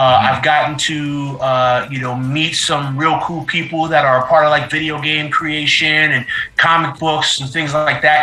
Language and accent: English; New Jersey, United States; moved away; I am originally from New Jersey